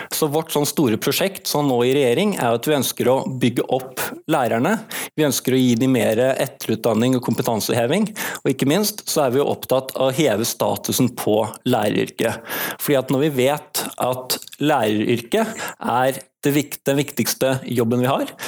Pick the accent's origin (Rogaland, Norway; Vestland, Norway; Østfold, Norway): Vestland, Norway; Bergen; also born or lived in Oslo; jeg er født i Oslo, men jeg har bodd i Bergen siden jeg var seks år og gått alle mine skoleår her